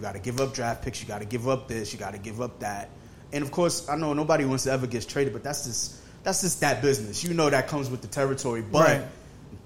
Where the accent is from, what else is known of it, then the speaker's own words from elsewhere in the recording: New York, United States; I'm from New York